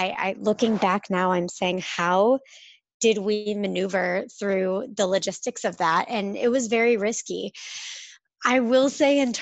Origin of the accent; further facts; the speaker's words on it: St. Louis, Missouri, United States; moved away as an adult; I grew up in the Midwest in St. Louis, Missouri, spent 32 years of my life there